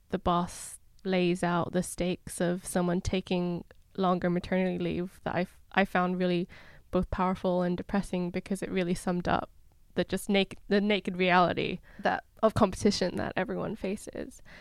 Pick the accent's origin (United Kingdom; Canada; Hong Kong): Hong Kong; I grew up in Hong Kong for a while